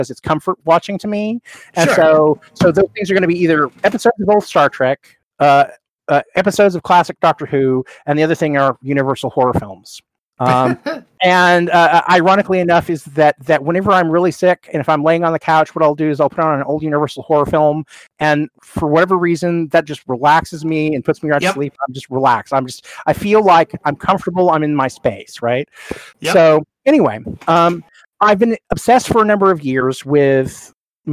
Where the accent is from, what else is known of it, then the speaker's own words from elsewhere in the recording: Oklahoma City, Oklahoma, United States; also born or lived in Eugene; now in San Diego, United States; we growing up in Oklahoma City